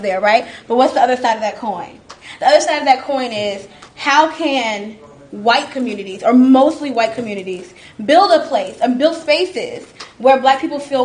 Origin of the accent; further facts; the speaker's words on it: Atlanta, Georgia, United States; I grew up in Atlanta, I've lived here my entire life